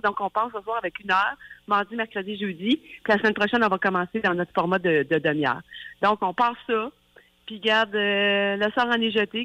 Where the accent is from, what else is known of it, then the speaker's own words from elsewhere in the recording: Saint-André, Quebec, Canada; je viens de Saint-André, du Lac-Saint-Jean